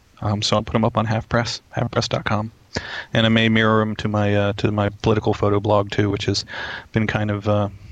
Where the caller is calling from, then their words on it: Sweet Briar, Virginia, United States; My usual place in Virginia. Little Sweetbriar, Virginia.